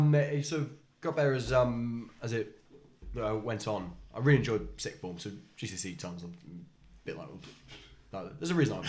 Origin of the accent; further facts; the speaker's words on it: South Africa; born there; For number one, I was born in South Africa.